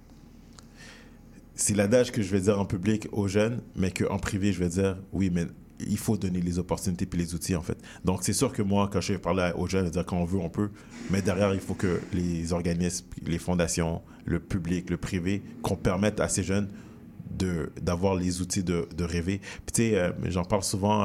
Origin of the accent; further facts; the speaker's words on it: Montreal, Quebec, Canada; j'ai grandi dans le quartier Saint-Michel